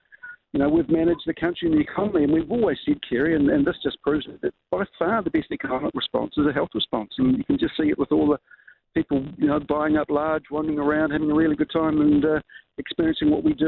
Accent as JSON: {"language": "English", "country": "New Zealand", "said": "I'm a Kiwi who's followed Team New Zealand for, you know, over the years"}